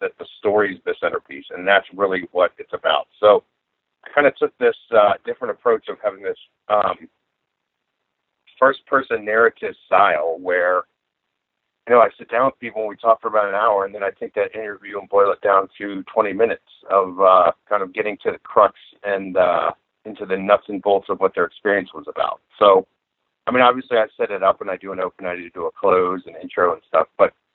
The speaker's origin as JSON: {"language": "English", "town": "Atlanta", "region": "Georgia", "country": "United States", "said": "I'm from Atlanta, Georgia."}